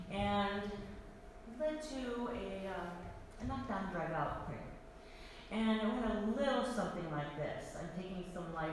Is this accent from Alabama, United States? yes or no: no; Iowa, United States; moved away as an adult; also born or lived in Virginia; I also moved from Virginia to Iowa, my home state, which I had not lived in for 19 years, and also was moving without a job.